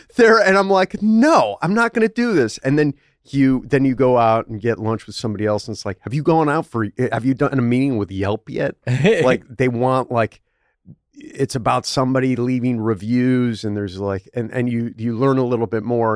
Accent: Buffalo, New York, United States; I'm from Buffalo

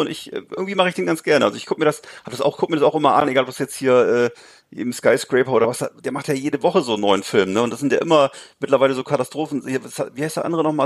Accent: Germany; bei uns in Deutschland

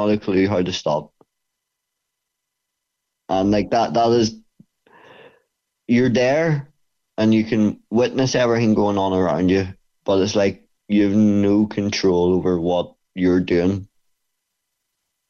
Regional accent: Bangor, Northern Ireland, United Kingdom; it's in my hometown, and it's the only gym in Bangor for MMA.

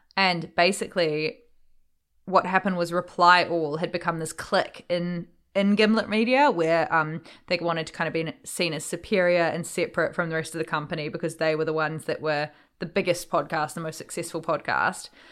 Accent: New Zealand; growing up in New Zealand and being part Māori

